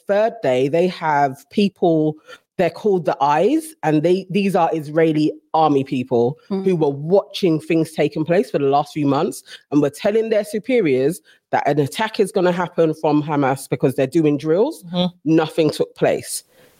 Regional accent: Ghana; moved away; especially Ghana, my hometown

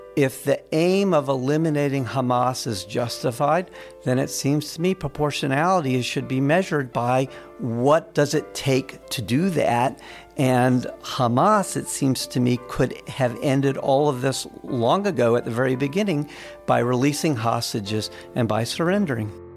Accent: Raleigh, North Carolina, United States; I grew up in Raleigh

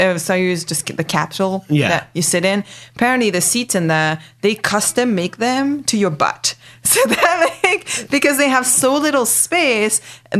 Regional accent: England, United Kingdom; first language French; English is a second language; also born or lived in Canada; now in United States; I was born in Canada, but I grew up in England. But originally, we're all Indian, although my parents were born in Madagascar.

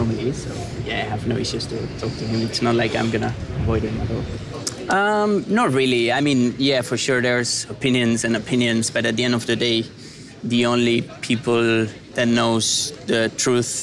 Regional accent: Spain; moved away as an adult; I'm from Spain and I love my country, but I'm also, as you said, I moved here this year

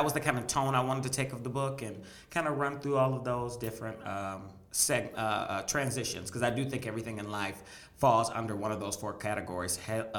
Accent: Michigan, United States

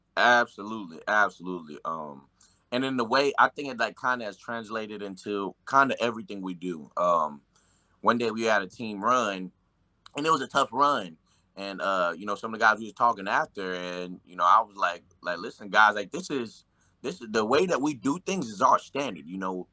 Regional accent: Nashville, Tennessee, United States; moved away; I'm from Nashville, I'm from the Nashville area

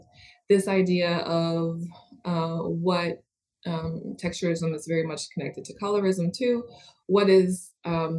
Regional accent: Western New York, United States; moved away; also born or lived in Atlanta, Georgia; I'm from Western New York and always had relaxed hair there

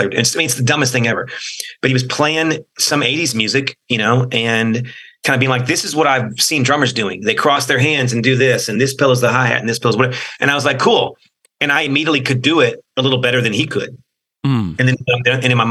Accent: College Station, Texas, United States; We grew up in College Station

